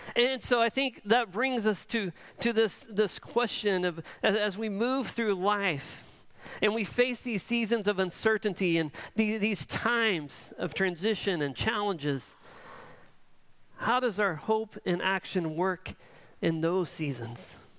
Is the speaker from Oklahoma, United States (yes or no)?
yes; Edmond, Oklahoma, United States; I grew up in Edmond